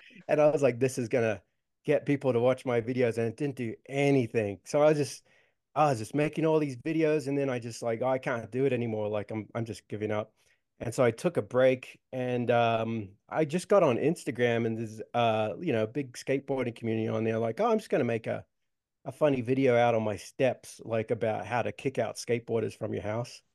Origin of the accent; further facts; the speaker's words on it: Australia; I grew up in Australia